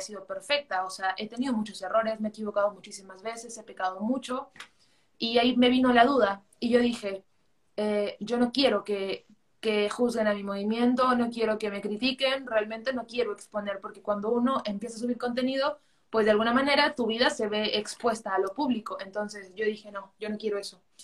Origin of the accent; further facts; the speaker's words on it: Arequipa, Peru; soy de Arequipa, Perú